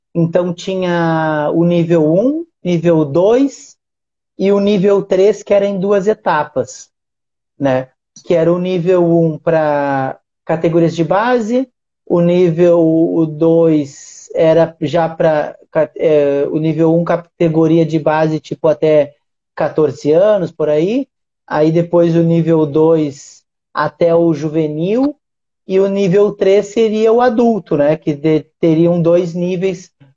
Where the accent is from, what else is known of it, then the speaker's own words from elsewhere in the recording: Uruguaiana, Rio Grande do Sul, Brazil; now in Rio de Janeiro, Brazil; que é a Liga Uruguaianense de Basquete, que é a cidade onde eu nasci